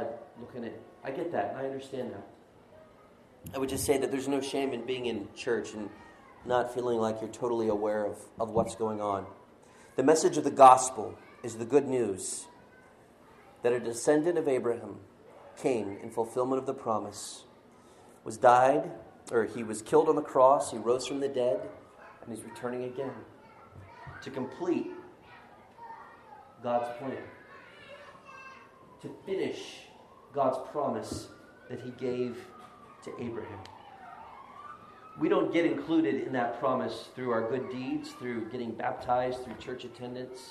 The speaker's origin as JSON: {"language": "English", "region": "Florida", "country": "United States", "said": "I'm from Florida"}